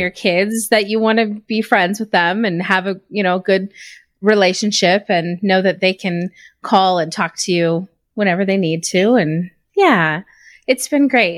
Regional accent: Reno, Nevada, United States; now in Utah, United States; I'm originally from Reno, Nevada. I grew up there, went to school. I moved back and forth from he, there in Utah kinda throughout my youth

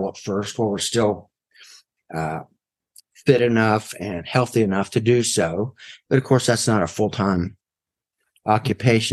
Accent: West Virginia, United States; now in Wake County, North Carolina, United States; I'm originally from West Virginia. And I've been living in Wake County since the mid-80s, so it's home.

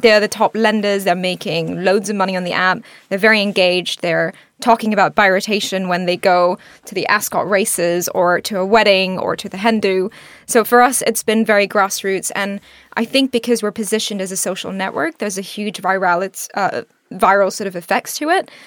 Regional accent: Singapore; also born or lived in India; now in United Kingdom; I grew up in Singapore

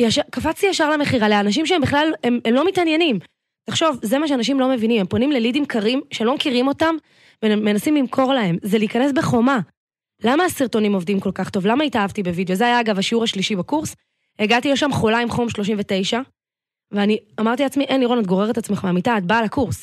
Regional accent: Tel Aviv, Tel Aviv District, Israel; גדלתי בצפון תל אביב תמיד

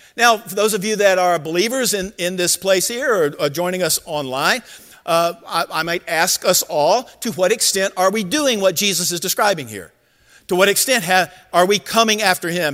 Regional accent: Georgia, United States; I grew up in Georgia, and so I was a huge Georgia Bulldog fan.

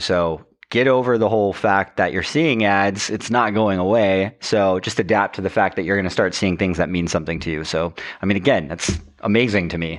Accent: Roanoke, Virginia, United States; moved away; also born or lived in Charleston, South Carolina, United States; Cave Spring, Virginia, which is a little area within my hometown

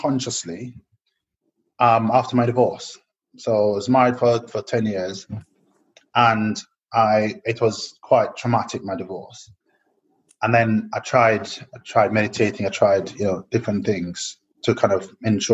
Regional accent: Jamaica; growing up in Jamaica

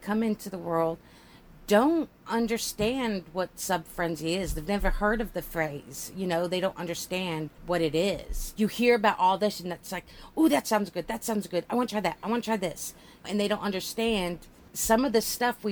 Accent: United States; I'm an American

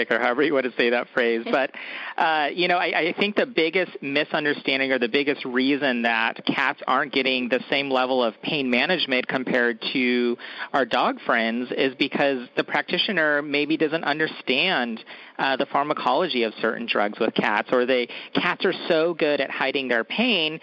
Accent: Woodland, California, United States; I actually took a job at a general practice in my hometown of Woodland, California

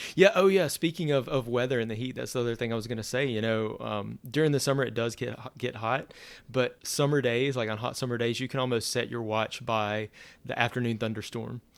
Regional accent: Louisiana, United States; moved away as an adult; also born or lived in Central Florida; now in Florida, United States; I'm originally from Louisiana.

